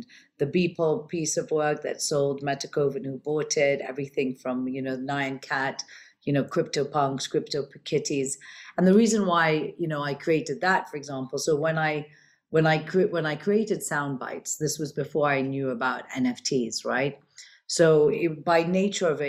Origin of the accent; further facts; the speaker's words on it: Kenya; also born or lived in London, United Kingdom / Switzerland; now in Dubai, United Arab Emirates; I'm originally born and brought up in Kenya. I'm of Indian origin